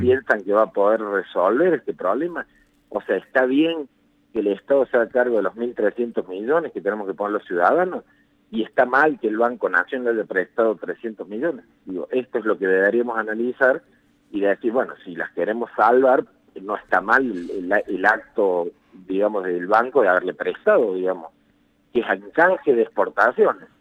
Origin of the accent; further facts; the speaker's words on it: Argentina; como ciudadanos argentinos